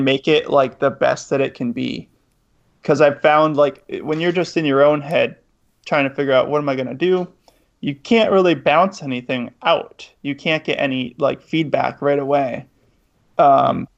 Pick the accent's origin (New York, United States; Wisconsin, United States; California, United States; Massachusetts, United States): Massachusetts, United States; Western; moved away; also born or lived in Boston, Massachusetts; I grew up like in Western Mass, so I wasn't around Bostoners a lot, but I lived in Boston